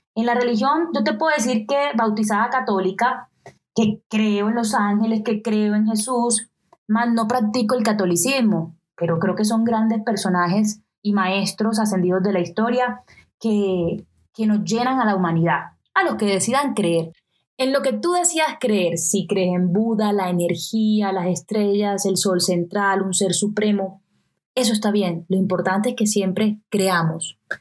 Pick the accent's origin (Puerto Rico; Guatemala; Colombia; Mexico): Colombia; Colombian Caribbean coast; accent: costeño; con mi acento particularmente costeño